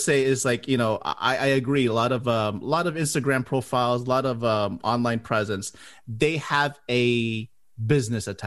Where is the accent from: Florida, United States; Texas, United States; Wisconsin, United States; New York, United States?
Florida, United States; Miami; moved away as an adult; now in Orlando, United States; I'm originally from Miami, and I moved here to the Orlando